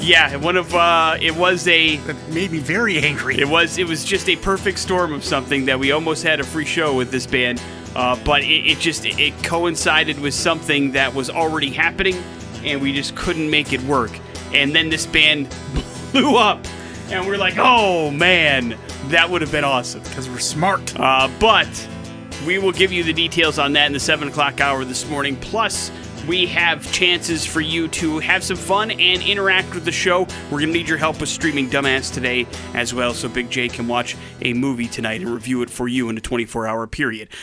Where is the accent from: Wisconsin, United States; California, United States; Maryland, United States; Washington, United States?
Wisconsin, United States; growing up in Wisconsin